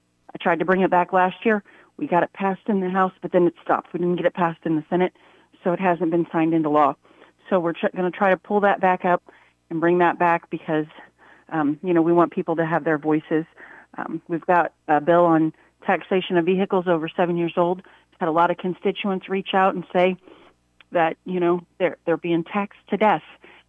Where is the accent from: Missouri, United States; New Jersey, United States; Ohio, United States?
Missouri, United States; we're from Missouri and we want our Missourians to have first choice